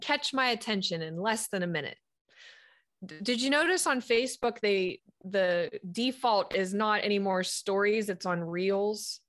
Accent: Sharon, Pennsylvania, United States; now in Fort Mill, South Carolina, United States; my home hometown is Sharon, Pennsylvania

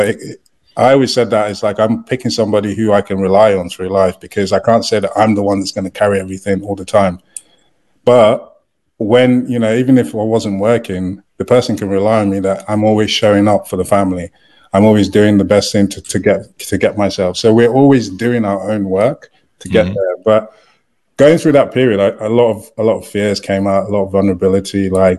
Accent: United Kingdom; moved away; So when I came over, and also I was having to wait to get my work permit and everything because I'm a British citizen, my wife was the only person that could work.

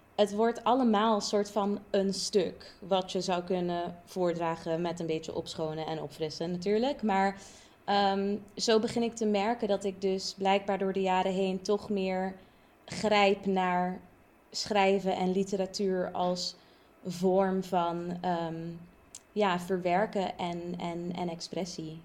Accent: Curaçao; now in Utrecht, Netherlands; ik van Curaçao kom

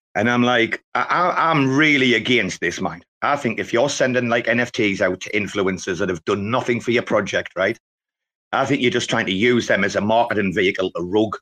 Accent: Robin Hood country, East Midlands, United Kingdom; I'm from Robin Hood country

